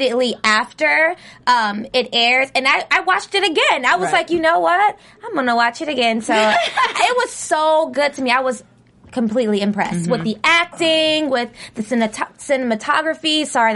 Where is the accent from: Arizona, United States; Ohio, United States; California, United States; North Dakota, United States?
Ohio, United States; I'm from Ohio. I'm from Ohio